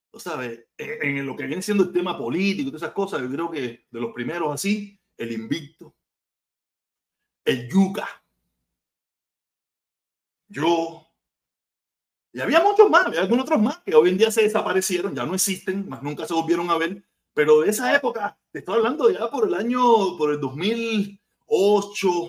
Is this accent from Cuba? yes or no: yes; Havana, Cuba; yo vengo de Pedado, vengo de Playa, vengo de Santos Suárez, vengo de La Habana Vieja, vengo de Marianao, vengo de Centro Habana